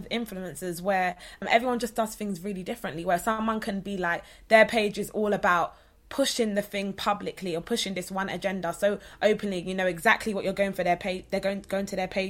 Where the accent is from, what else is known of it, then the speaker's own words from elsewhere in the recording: London, United Kingdom; I'm from Southeast London